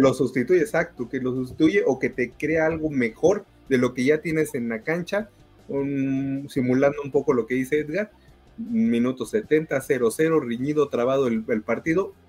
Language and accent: Spanish; Mexico; como mexicano